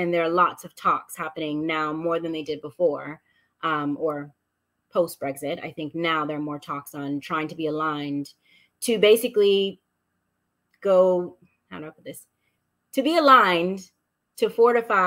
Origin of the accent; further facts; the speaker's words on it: United States; accent: American; moved away as an adult; I never thought as an American, well, technically I'm a dual citizen, but live my life in America, like American, born and raised. I mean, I even sound American